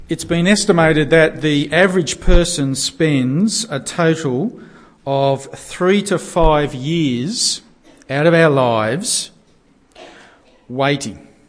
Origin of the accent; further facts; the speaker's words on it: Australia; we're Aussie Gentiles